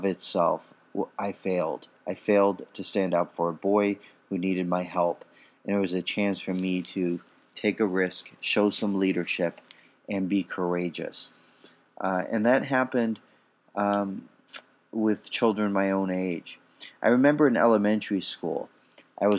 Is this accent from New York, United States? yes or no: no; Chicago, Illinois, United States; I grew up in Chicago.